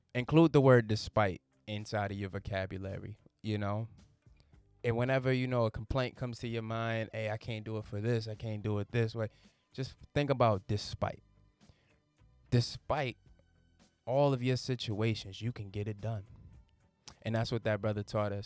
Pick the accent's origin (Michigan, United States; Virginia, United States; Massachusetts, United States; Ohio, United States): Virginia, United States; I'm from Virginia.